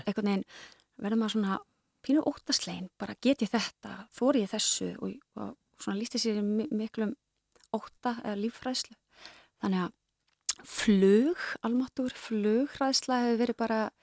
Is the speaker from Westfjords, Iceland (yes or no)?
no; Akureyri, Northeastern Region, Iceland; moved away; ég er sko akureyringur, Já. akureyringur í húðahár og ólstar upp